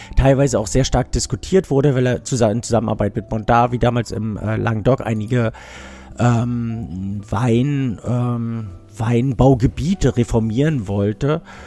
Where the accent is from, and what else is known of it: Düsseldorf, North Rhine-Westphalia, Germany; born or raised there